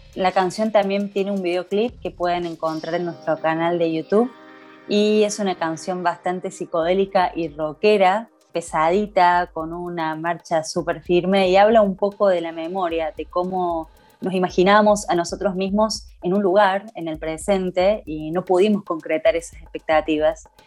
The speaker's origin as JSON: {"language": "Spanish", "region": "Córdoba", "country": "Argentina", "said": "soy una artista cordobesa"}